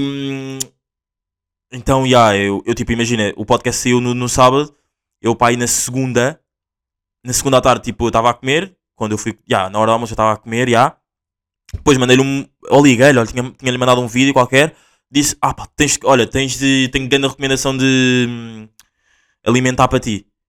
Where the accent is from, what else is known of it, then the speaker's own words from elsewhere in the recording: Portugal; accent: Angolan; Portuguese; also born or lived in Angola; Eu nasci em Angola, vim para Portugal com dois anos